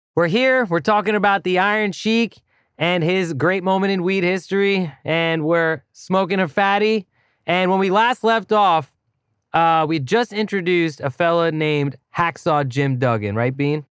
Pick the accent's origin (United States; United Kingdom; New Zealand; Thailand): Thailand; moved away; as a kid growing up in Thailand